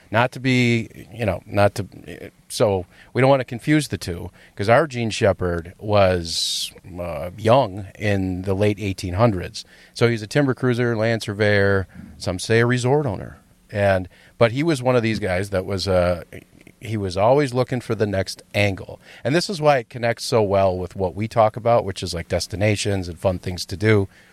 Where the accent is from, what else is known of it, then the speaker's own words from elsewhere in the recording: Rhinelander, Wisconsin, United States; moved away; I go back to my hometown